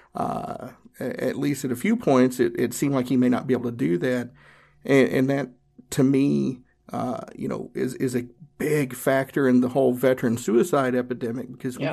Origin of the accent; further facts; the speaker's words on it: Northeast Tennessee, United States; I grew up in Northeast Tennessee. I grew up in the Appalachian Mountains.